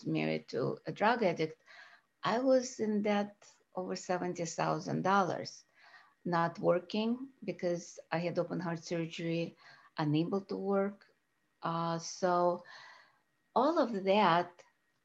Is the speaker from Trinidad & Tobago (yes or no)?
no; Russia; now in United States; I was born in Russia